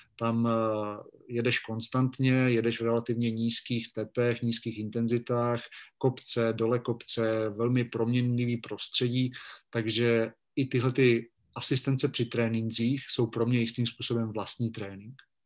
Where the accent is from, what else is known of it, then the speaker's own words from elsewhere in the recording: Vikýřovice, Olomouc Region, Czechia; moved away as an adult; also born or lived in Rapotín / Brno; now in Bratislava, Slovakia; když jsem byl malý, chodíval jsem při čekání na autobus u nás ve Vikýřovicích nebo v Šumperku